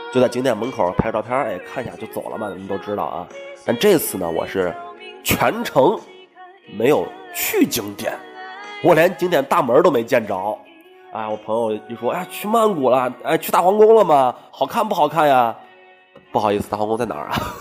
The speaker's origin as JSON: {"language": "Chinese", "country": "China", "said": "我们中国人呢，在我们中国人其实看来啊，一百泰铢，啊，好便宜啊"}